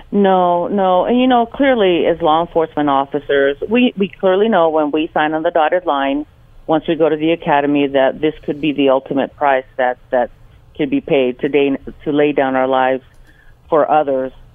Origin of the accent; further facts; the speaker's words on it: El Salvador; now in Los Angeles, United States; I was born in El Salvador, and uh, my parents brought me here to Los Angeles in uh, 1974